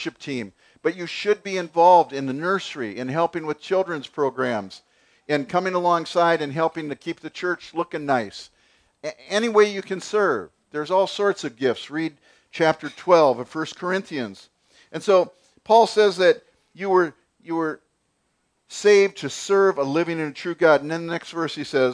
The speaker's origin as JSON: {"language": "English", "country": "United States", "said": "We're American"}